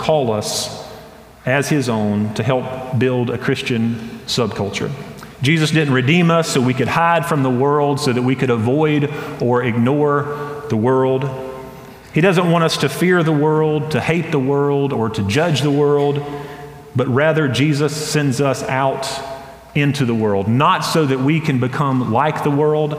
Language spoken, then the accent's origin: English; Hendersonville, North Carolina, United States; growing up in Hendersonville, North Carolina, I went to a private school from kindergarten to sixth grade